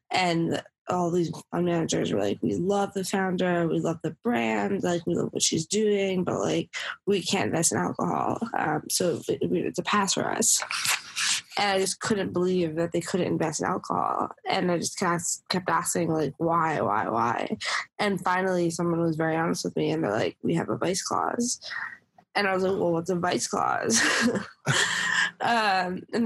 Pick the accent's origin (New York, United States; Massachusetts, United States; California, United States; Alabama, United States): New York, United States; New York City; I grew up in New York City with my dad